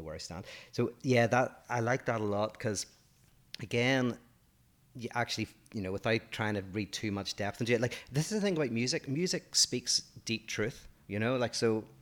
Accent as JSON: {"language": "English", "country": "Ireland", "said": "I'm 47 years old, I'm from Ireland"}